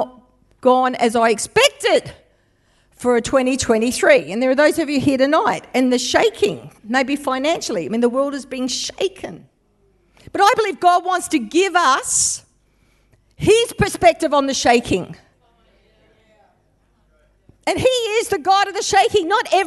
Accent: Western Australia, Australia; now in New South Wales, Australia; born, bona fide, born and bred West Australian

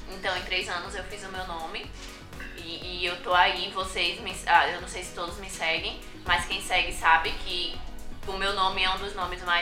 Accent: Northeast Region, Brazil; eu vim do Nordeste de família pobre

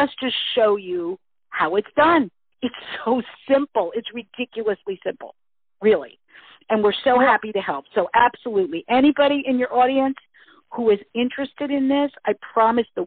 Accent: United States; moved away as an adult; now in Vancouver Island, Canada; I've moved to Canada. I was originally from the United States

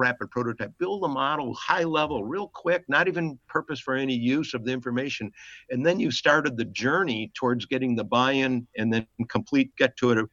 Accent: Chicago, Illinois, United States; my mother and father had a little delicatessen in Chicago, and we lived in a tiny apartment above it

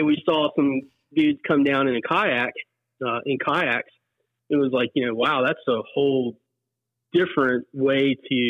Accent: Summersville, West Virginia, United States; I grew up in Summersville, home of the Gauley, in home of Gauley Fest.

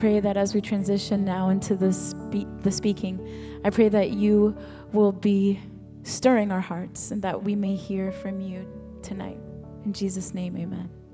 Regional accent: Texas, United States; moved away as an adult; now in Orlando, United States; I'm from Texas.

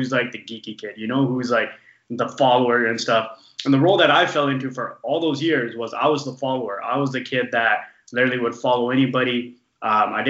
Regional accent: small town in British Columbia, Canada; We moved up to a small town up in it's like 7 hours from from Vancouver, up north

